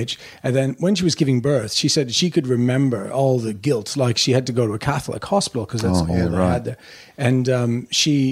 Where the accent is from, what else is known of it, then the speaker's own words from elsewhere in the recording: Sydney, Nova Scotia, Canada; I was born in Sydney, Nova Scotia, so northeast